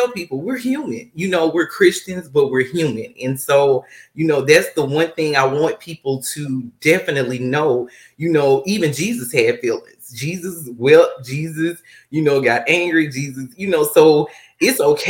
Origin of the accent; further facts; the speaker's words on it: Monroe, Louisiana, United States; now in Texas, United States; I am originally from Monroe, Louisiana